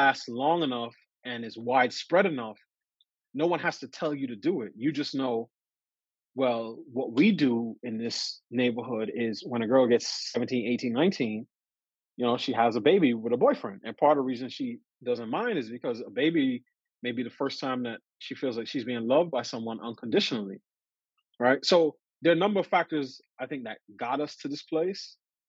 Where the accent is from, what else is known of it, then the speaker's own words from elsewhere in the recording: New York City, New York, United States; I grew up in New York City.